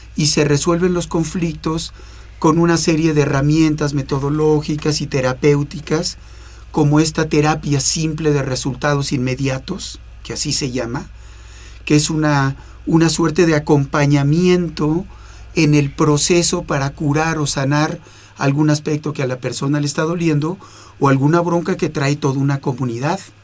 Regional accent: Mexico; now in Toronto, Canada; Yo soy ciudadano canadiense, mexicano canadiense

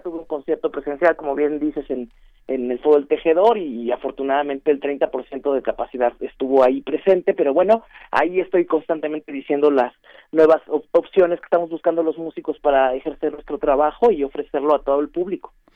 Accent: Mexico; soy mexicana

